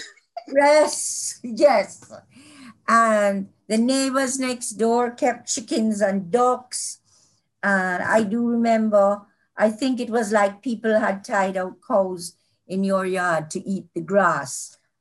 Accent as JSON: {"language": "English", "town": "Kingston", "country": "Jamaica", "tie": "born or raised there", "also_born_or_lived": "Mandeville", "said": "I was born in kingston really halfway tree, but you know, in Kingston. And I, I've lived here all my life"}